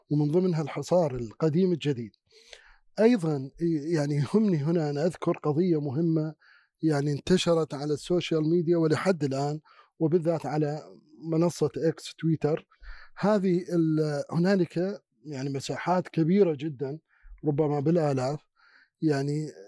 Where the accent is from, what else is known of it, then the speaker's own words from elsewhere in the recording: Palestine; كانت واحدة من أهم الرسائل التي أرسلت للعالم على أننا كفلسطينيين آه، يعني متلاحمون مع بعض